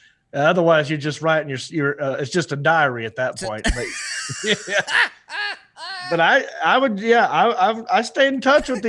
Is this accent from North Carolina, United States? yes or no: yes; Hickory, North Carolina, United States; Well, I am from Hickory. That might be the only rednecky thing about me.